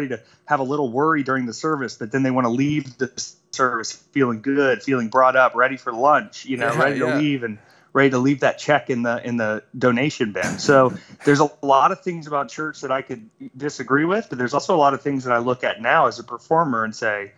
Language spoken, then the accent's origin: English; Myrtle Beach, South Carolina, United States; born there; also born or lived in Atlanta, Georgia / Jacksonville, North Carolina; So I was born in Myrtle Beach, South Carolina, and then I moved to Atlanta, Georgia, and then I moved to Jacksonville, North Carolina, and lived on a Marine base